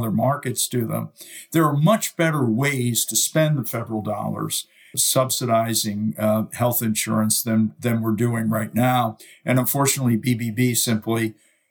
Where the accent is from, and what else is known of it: United States